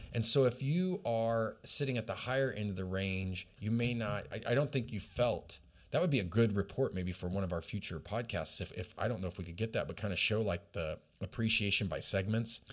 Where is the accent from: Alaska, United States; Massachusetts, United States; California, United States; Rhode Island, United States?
Alaska, United States; now in Redding, United States; I was raised in Alaska